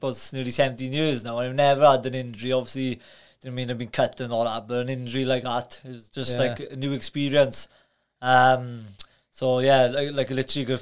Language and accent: English; Carmarthen, Wales, United Kingdom; I was born in Carmarthen